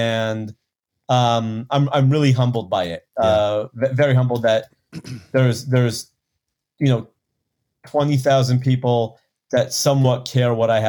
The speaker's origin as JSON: {"language": "English", "region": "Texas", "country": "United States", "said": "I'm from Texas."}